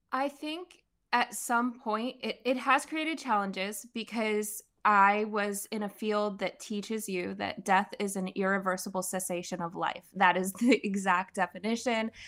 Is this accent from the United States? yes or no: yes; Pennsylvania, United States; I'm from Pennsylvania. I was born and raised there.